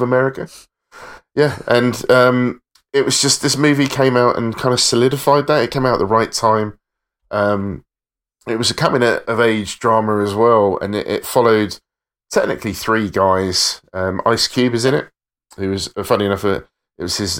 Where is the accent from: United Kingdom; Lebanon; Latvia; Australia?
United Kingdom; England; being an English hip hop fan in the 90s